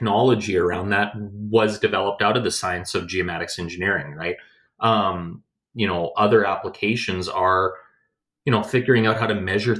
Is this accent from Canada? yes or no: yes; Edmonton, Alberta, Canada; also born or lived in Calgary; I grew up in Edmonton